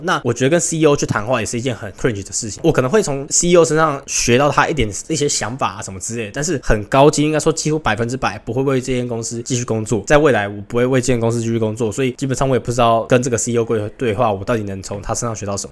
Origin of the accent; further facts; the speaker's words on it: Taiwan; moved away as an adult; now in Hong Kong; 我是一个台湾人